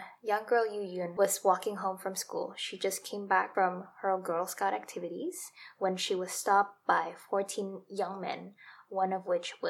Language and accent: English; Indonesia; as an Indonesian, I never hear cases of gang rape escalated to this scale.